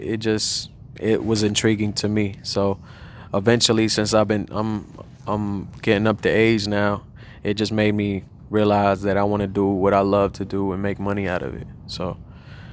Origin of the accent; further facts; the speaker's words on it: Charlotte, North Carolina, United States; also born or lived in Bronx, New York; I'm from Charlotte, North Carolina